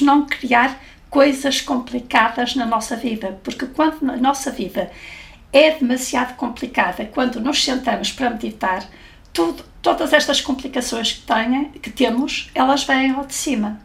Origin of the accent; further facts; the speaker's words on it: Porto, Norte, Portugal; no Porto, de onde eu sou